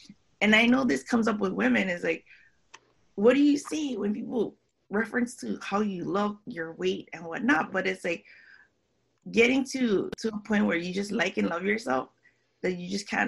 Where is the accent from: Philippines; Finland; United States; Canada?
Philippines; I'm Filipino, you know, with Hawaiian, Spanish, Chinese.